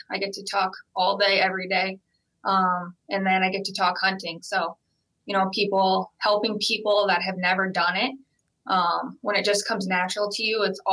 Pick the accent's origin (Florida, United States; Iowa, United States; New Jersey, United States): Iowa, United States; growing up in Iowa, working in the Cedar Falls Shields, small town Iowa, everybody hunts.